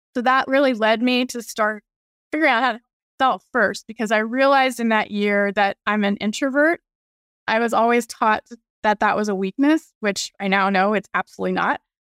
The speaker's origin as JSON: {"language": "English", "region": "Virginia", "country": "United States", "tie": "born or raised there", "said": "I grew up in Virginia, went to U V A for undergrad and law school"}